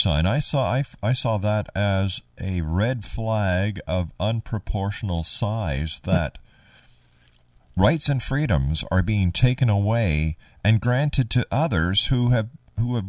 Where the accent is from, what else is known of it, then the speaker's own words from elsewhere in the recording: Canada; I'm being a Canadian